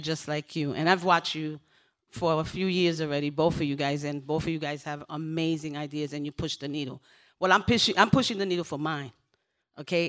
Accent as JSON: {"language": "English", "country": "Puerto Rico", "tie": "born or raised there", "moved": "yes", "said": "I was born in Puerto Rico, y hablo español claro."}